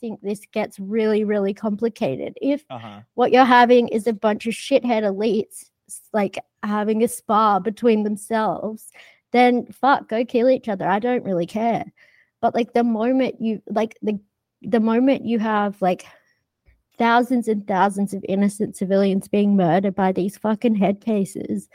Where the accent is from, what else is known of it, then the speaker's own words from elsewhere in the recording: Australia; I grew up in Australia